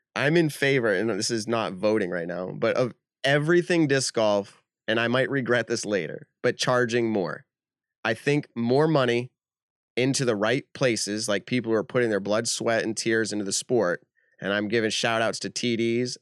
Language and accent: English; New England, United States; we're from New England